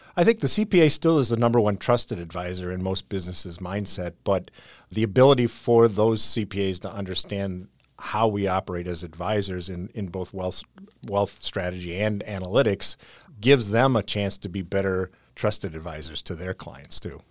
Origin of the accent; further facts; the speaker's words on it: Whitewater, Wisconsin, United States; Whitewater, Wisconsin